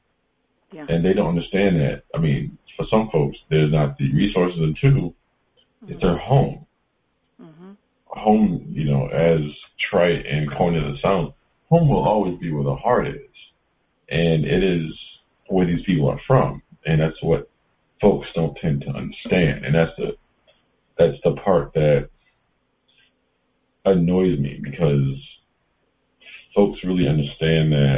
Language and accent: English; Connecticut, United States; growing up in the Northeast